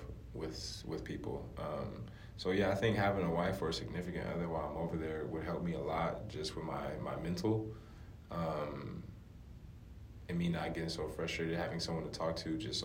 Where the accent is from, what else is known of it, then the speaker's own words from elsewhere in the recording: United States; moved away as an adult; also born or lived in Europe; coming in as American playing basketball there